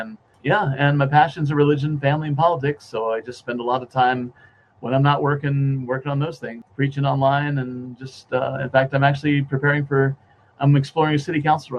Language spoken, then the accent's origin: English; around D.C., Virginia, United States; moved away as an adult; now in Utah, United States; I was born and raised in Virginia, around D.C., our nation's capital. I came here to Utah in 1993 to go to school. Loved it so much. I spent most of my adult life here.